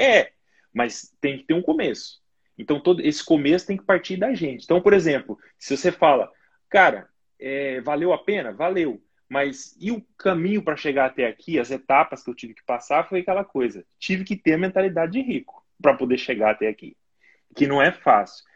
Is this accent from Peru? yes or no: no; Brazil; moved away as an adult; also born or lived in Portugal; now in United Kingdom; eu sou de família humilde aí no Brasil